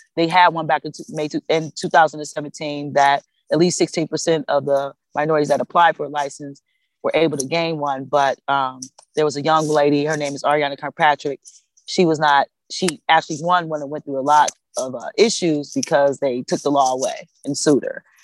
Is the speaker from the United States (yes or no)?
yes; Cleveland, Ohio, United States; I'm born and raised in Cleveland, Ohio